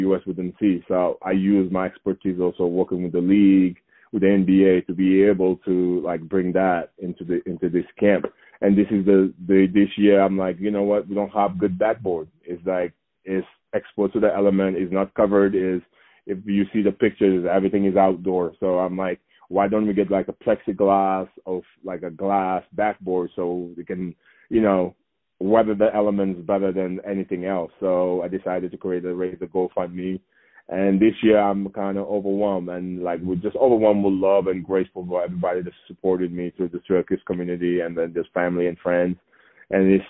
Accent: Saint-Louis, Senegal; now in Colorado, United States; my hometown is up north, about 250 miles away from the capital, Dakar

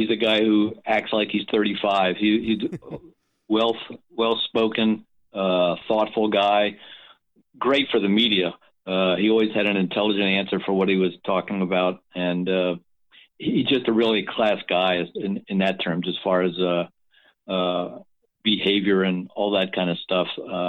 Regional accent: East Coast, United States; now in California, United States; I'm originally from the East Coast

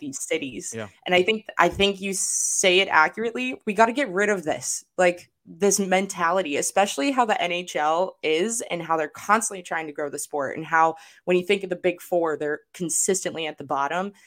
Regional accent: Arizona, United States; also born or lived in Los Angeles, California; I grew up in Arizona and Los Angeles

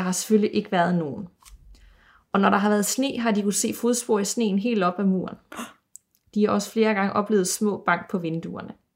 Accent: Aarhus, Central Denmark Region, Denmark; Jeg er jo fra Aarhus

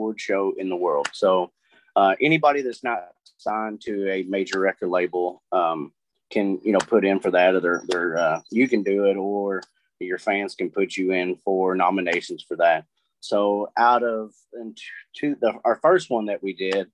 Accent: Taylorsville, Kentucky, United States; also born or lived in Louisville, Kentucky; I was born and raised in Louisville until I was probably like the third or fourth grade. And then my parents, we moved out here. My dad bought a farm and we moved out here, and I've been out here in Taylorsville since

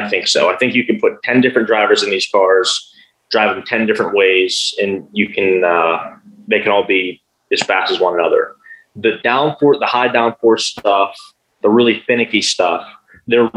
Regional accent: United States; Being an American over there

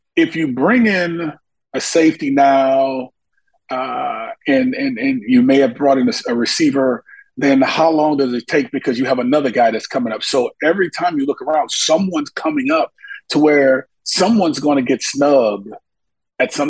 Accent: Monroe, Louisiana, United States; my hometown in Monroe, Louisiana

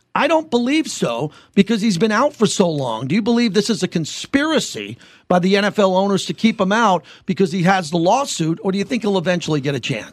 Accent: Long Island, New York, United States; I grew up in Long Island

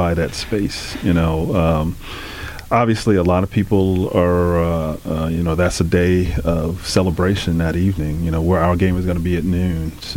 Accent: North Babylon, New York, United States; also born or lived in Queens, New York; We grew up in North Babylon, Long Island

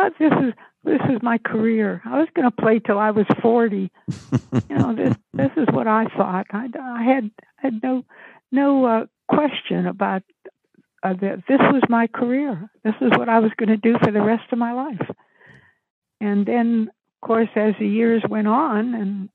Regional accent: a small town outside of Pittsburgh, Pennsylvania, United States; moved away; I came from Pittsburgh, a small town outside of Pittsburgh

